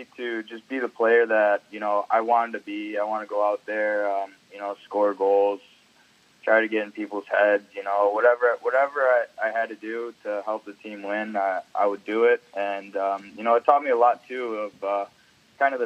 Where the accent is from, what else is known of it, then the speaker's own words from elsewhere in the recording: Niagara Falls, New York, United States; I grew up in Niagara